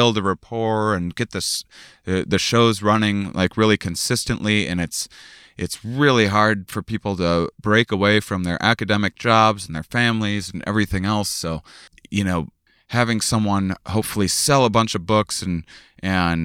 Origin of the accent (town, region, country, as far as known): La Crosse, Wisconsin, United States; born or raised there; moved away